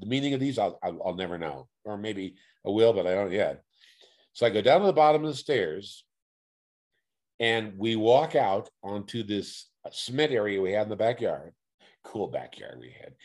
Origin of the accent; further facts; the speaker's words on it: Oakland, California, United States; I was raised in Oakland, uh, single mom raised me, raised in East Oakland